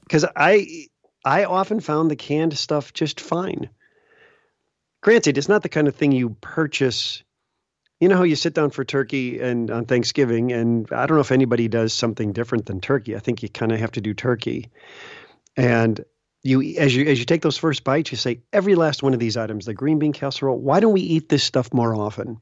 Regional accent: Chicago, Illinois, United States; I grew up in the Chicago area

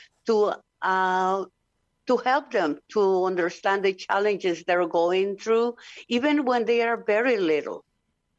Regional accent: Honduras; I'm from Honduras.

